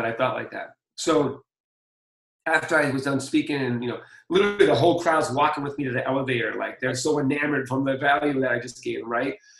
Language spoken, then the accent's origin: English; Boston, Massachusetts, United States; I'm from Boston